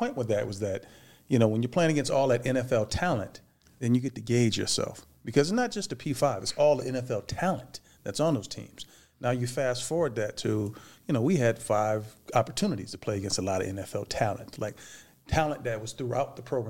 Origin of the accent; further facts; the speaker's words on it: Michigan, United States; now in Las Vegas, United States; before I moved to Vegas, I grew up in Michigan. And so that's, you know, that's Big Ten country.